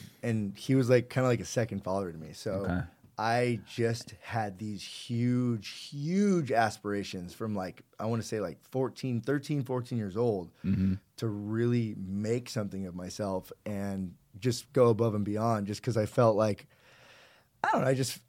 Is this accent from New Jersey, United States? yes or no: no; Newport Beach, California, United States; also born or lived in Orange County; I didn't know any Persian kids growing up in Orange County. I mean, I know there's a ton of them in Irvine, but we didn't know any in Newport.